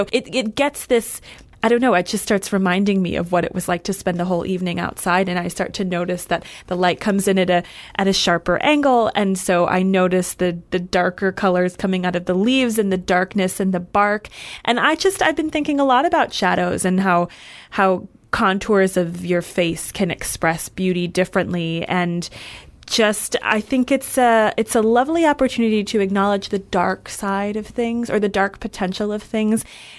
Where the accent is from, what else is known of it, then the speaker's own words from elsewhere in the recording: Michigan, United States; now in California, United States; I grew up in Michigan